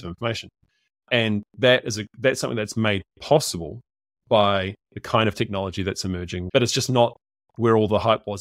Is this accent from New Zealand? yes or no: yes; New Zealand; I'm a Kiwi